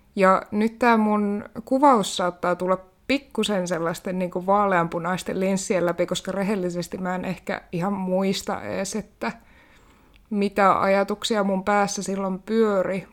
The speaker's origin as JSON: {"language": "Finnish", "region": "Kainuu", "country": "Finland", "tie": "born or raised there", "also_born_or_lived": "Haukipudas, Finland", "moved": "as an adult", "lives_now": "Helsinki, Finland", "said": "olen syntynyt Haukiputtaalla vuonna 1996. Sittemmin siirtynyt Kainuuseen kasvamaan ja nykyään tosiaan asustelen täällä Helsingissä"}